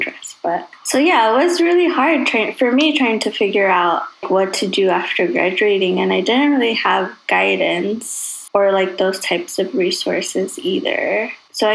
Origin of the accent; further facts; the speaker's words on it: Chicago, Illinois, United States; I grew up in Chicago.